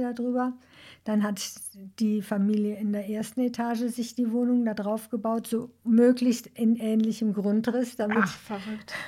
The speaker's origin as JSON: {"language": "German", "town": "Duisburg", "region": "North Rhine-Westphalia", "country": "Germany", "tie": "born or raised there", "said": "ich bin in Duisburg geboren"}